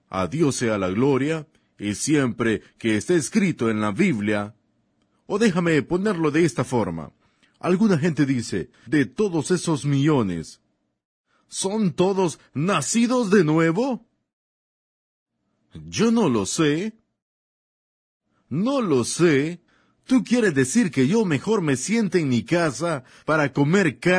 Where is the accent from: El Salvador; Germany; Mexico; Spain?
Germany; yo vengo de Alemania. Nací allá y un día de un día de mi adolescencia mientras estudiaba el árbol genealógico de los Bunkies